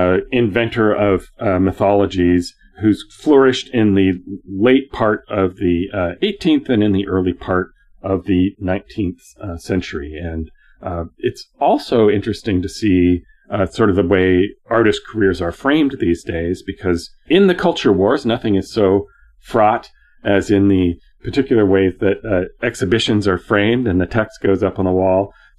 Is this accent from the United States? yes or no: no; Canada; I'm a Canadian.